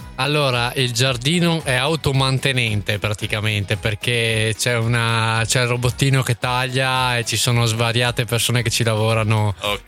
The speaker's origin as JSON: {"language": "Italian", "town": "Verona", "region": "Veneto", "country": "Italy", "said": "a noi da veronesi"}